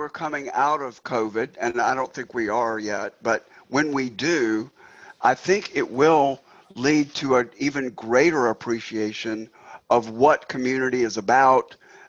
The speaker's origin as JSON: {"language": "English", "country": "China", "tie": "born or raised there", "said": "My background is in China. You know, I grew up in China, and here's what it's like to be there."}